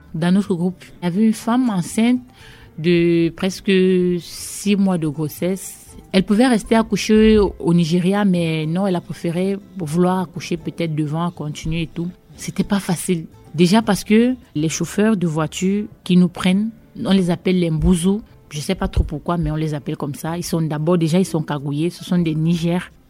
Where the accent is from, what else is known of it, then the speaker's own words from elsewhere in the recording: Cameroon; moved away as an adult; also born or lived in Yaoundé, Cameroon / Bafang, Cameroon / Sangmélima, Cameroon / Basque Country, France; now in France; Je viens du Cameroun. Je suis née le 19 mai 91 à Yaoundé, capitale politique du Cameroun.